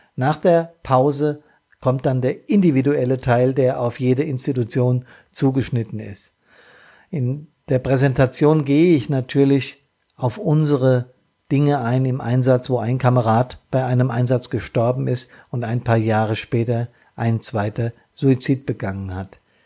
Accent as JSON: {"language": "German", "town": "Bad Soden am Taunus", "region": "Hesse", "country": "Germany", "tie": "born or raised there", "said": "hier in meiner Heimat. Das ist Neuenhain, Altnahen und Bad Soden"}